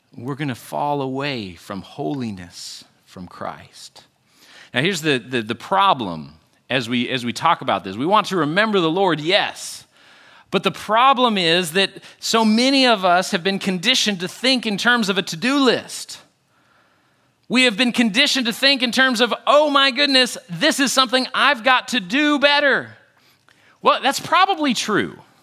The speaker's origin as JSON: {"language": "English", "region": "Western United States", "country": "United States", "tie": "born or raised there", "said": "I grew up in the Western United States"}